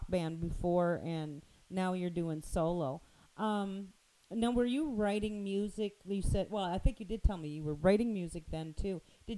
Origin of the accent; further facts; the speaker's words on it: near Fredericton, New Brunswick, Canada; now in Ontario, Canada; Fredericton, New Brunswick, which is close to my hometown